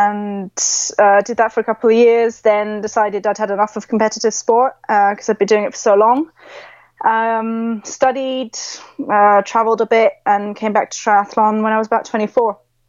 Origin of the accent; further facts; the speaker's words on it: Switzerland; Originally, my mum and dad are British, but I grew up in Switzerland. So I'm actually technically got British blood and a Swiss passport.